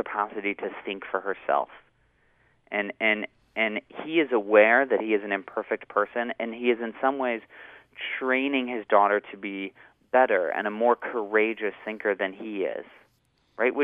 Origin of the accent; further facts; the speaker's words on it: Mendocino, California, United States; also born or lived in Albion, California; now in Salt Lake City, United States; I grew up in Mendocino, in part in a little house in Albion